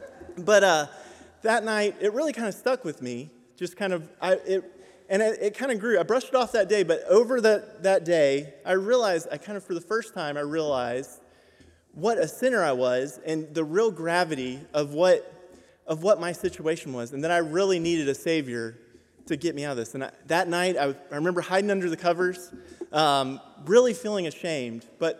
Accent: Bangkok, Thailand; I grew up in Bangkok, Thailand, but my personal faith journey started when I was 7.

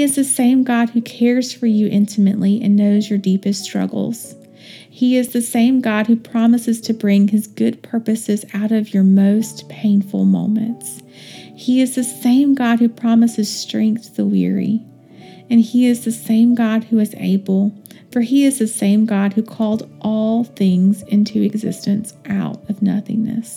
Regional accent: Western North Carolina, United States; I am from Western North Carolina and grew up walking around outside

